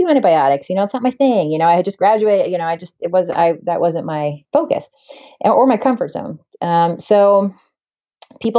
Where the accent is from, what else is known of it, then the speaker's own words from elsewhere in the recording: Portland, Oregon, United States; moved away as an adult; now in New Hampshire, United States; I grew up in Portland, Oregon, actually. I'm not actually an East Coast girl. I'm a West Coast girl